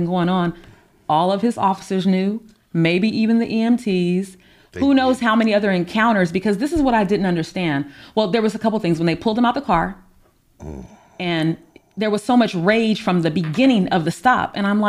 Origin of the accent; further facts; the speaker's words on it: California, United States; also born or lived in Orlando, Florida; I was born in Orlando, Florida, and so I travel there a lot. But when I go, my family there, there's a misconception that like because you're from California, like you're rich